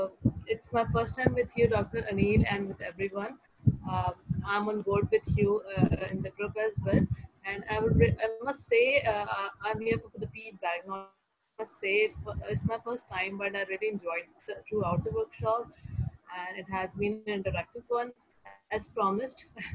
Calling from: Karachi, Sindh, Pakistan; Yeah. I'm joining in from Karachi.

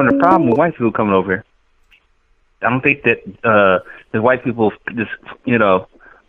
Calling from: Houston, Texas, United States; I'm calling from Houston, Texas.

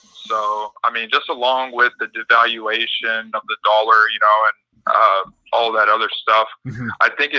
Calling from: Hawaii, United States; It's … from Hawaii.

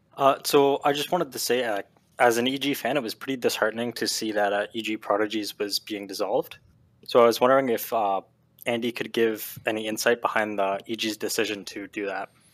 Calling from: Southern Ontario, Canada; I am calling from Southern Ontario

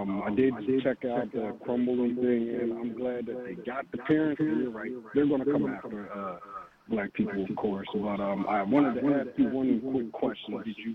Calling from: Philadelphia, Pennsylvania, United States; from the Philly area.

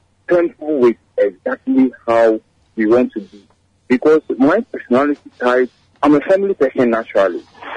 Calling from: Madina, Greater Accra, Ghana

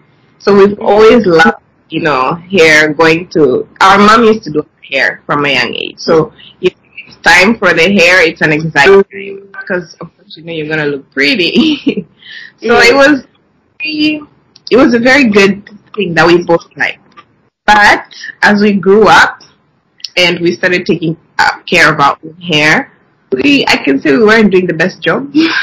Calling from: Dar es Salaam, Tanzania; Okay, we're currently calling from Dar es Salaam.

